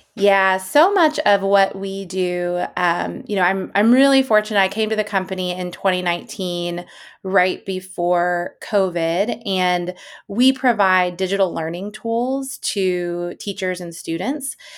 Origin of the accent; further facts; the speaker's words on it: East Coast, United States; now in San Francisco, United States; I'm from the East Coast. I currently live in San Francisco